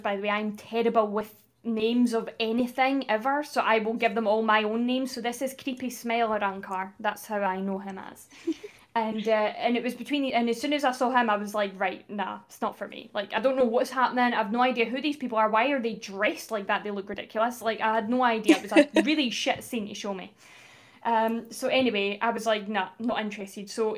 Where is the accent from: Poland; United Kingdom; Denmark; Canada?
United Kingdom; Livingston, Scotland; I'm from Scotland